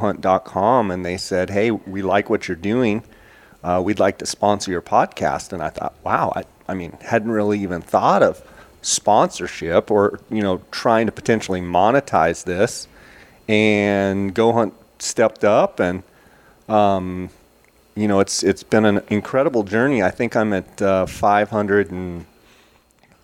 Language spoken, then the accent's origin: English; Arizona, United States; also born or lived in California; I was born in California, moved over here when I was about one. I've got family kind of spread out all over Arizona, and just consider myself a desert rat for sure